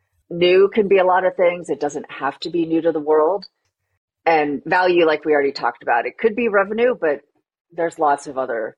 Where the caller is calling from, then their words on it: Boston, Massachusetts, United States; I am joining from Boston, Massachusetts.